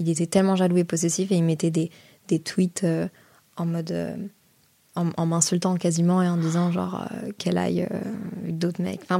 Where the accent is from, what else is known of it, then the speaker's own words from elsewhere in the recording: Brussels, Brussels-Capital Region, Belgium; j'ai grandi à Bruxelles, mais ma famille vient de Lille. Donc en fait, l'été, j'étais enfant unique et je pouvais pas rester à Bruxelles